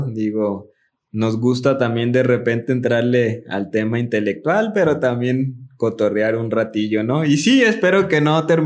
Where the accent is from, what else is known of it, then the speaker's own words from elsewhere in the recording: Mexico; así somos los mexicanos